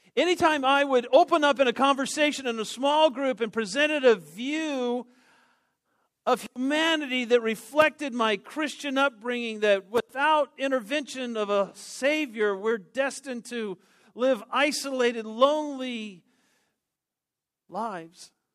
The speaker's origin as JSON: {"language": "English", "town": "Denver", "region": "Colorado", "country": "United States", "tie": "born or raised there", "said": "I grew up in Denver"}